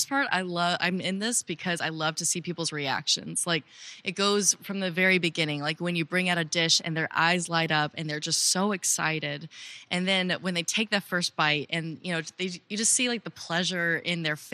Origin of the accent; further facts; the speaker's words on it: California, United States; moved away; I'm from California.